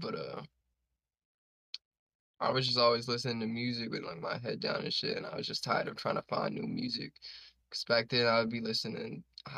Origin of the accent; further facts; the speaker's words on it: Brooklyn, New York, United States; I mean, it was cool. Like, I live in no gated community, and I live in like PJs, but I was just like a weird ass little kid.